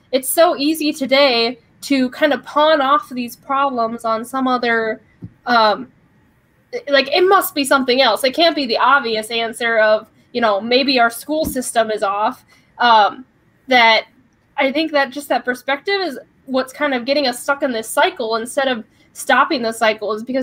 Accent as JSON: {"language": "English", "region": "Midwest", "country": "United States", "tie": "born or raised there", "said": "I'm from the Midwest and grew up on a farm"}